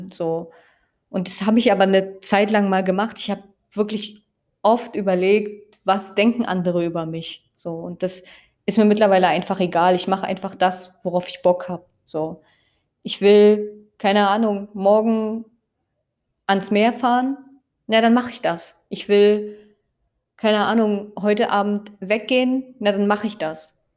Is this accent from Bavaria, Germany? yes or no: no; Brandenburg, Germany; Und ich mag auch meine Heimatstadt sehr gerne und ich liebe es auch einfach durch den Spreewald zu laufen.